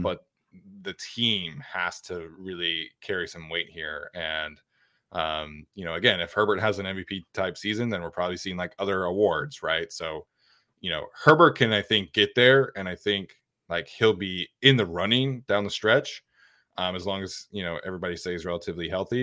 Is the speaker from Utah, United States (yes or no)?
yes; Utah, United States; growing up in Utah, like, the Broncos are the local team there